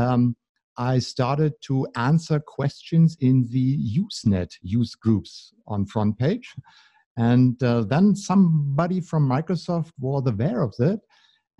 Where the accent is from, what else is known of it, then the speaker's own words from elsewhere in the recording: Berlin, Germany; I'm from Berlin.